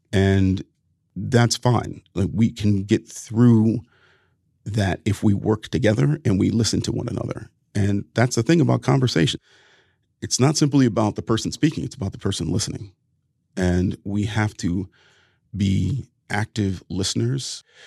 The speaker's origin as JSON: {"language": "English", "region": "Ohio", "country": "United States", "said": "we were two Ohio boys"}